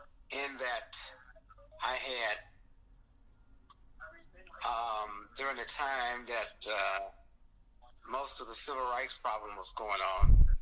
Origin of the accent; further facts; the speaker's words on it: Alabama, United States; moved away as an adult; also born or lived in Chicago, Illinois / Sycamore, Illinois; now in Aurora, United States; I wasn't born in Aurora. I was born in Alabama.